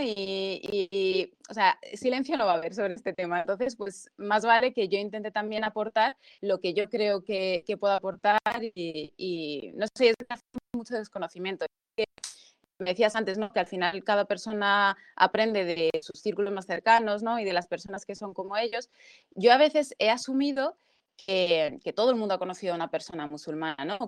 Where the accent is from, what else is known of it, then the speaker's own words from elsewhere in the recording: Spain; yo he nacido aquí, llevo toda mi vida aquí